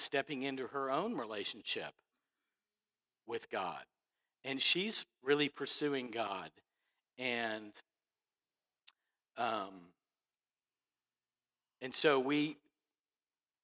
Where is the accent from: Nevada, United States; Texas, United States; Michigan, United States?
Texas, United States; Dallas; I grew up in Dallas.